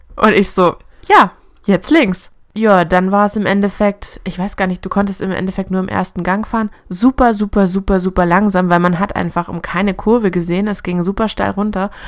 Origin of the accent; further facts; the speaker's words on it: Germany; bei uns in Deutschland